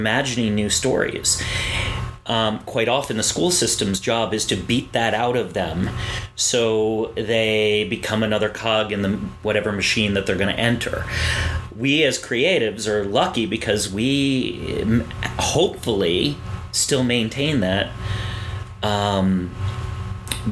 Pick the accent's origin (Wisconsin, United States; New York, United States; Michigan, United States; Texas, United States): New York, United States; Hoosick Falls; moved away as an adult; now in South Florida, United States; I grew up in a small town in upstate New York called Hoosick Falls